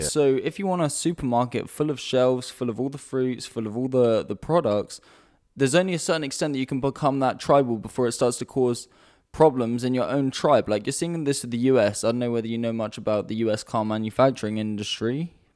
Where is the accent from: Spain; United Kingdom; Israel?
United Kingdom; now in Amsterdam, Netherlands; I'm, I'm British as well.